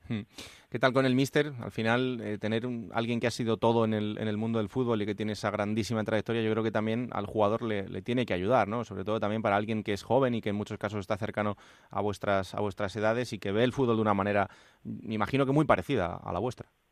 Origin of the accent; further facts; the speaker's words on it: Villanueva de la Serena, Extremadura, Spain; los del Villanovense, porque es el equipo de mi pueblo